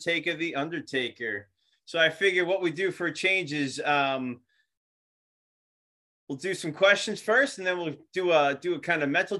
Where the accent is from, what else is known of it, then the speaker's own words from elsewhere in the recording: Long Island, New York, United States; accent: Long Island; with my Long Island accent